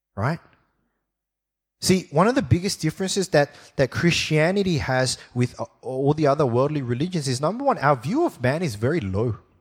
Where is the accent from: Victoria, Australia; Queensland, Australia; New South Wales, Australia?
New South Wales, Australia; Sydney; I was born here in Sydney, and I went to primary school, uh, at a school called Ermington Public School